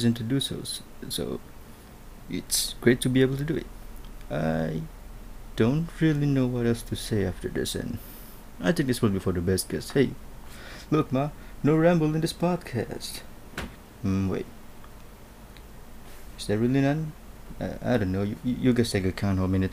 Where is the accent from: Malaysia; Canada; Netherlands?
Malaysia; first language Malay; English is a second language